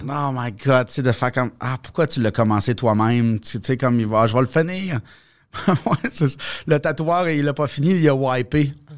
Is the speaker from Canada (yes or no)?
yes; Bas-Saint-Laurent, Quebec, Canada; moved away; je viens, de, du Bas-Saint-Laurent